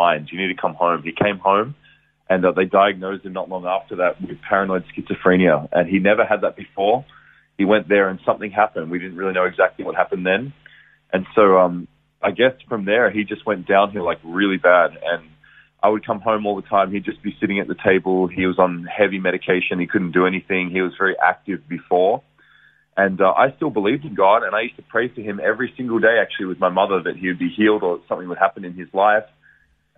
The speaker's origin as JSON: {"language": "English", "town": "Geelong", "region": "Victoria", "country": "Australia", "tie": "born or raised there", "said": "I was born in Geelong, Victoria, raised there. Good Geelong boy"}